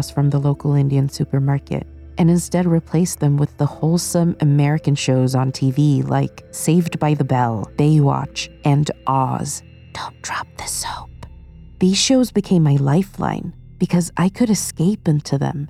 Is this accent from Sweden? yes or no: yes; Sweden; moved away as an adult; now in United Kingdom; I grew up in Sweden